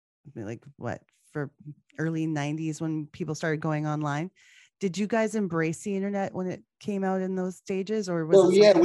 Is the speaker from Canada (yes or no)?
yes; Canada; Trust me, I'm Canadian.